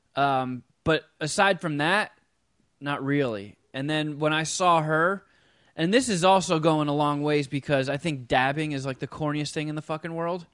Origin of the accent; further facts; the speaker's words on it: United States; I'm American.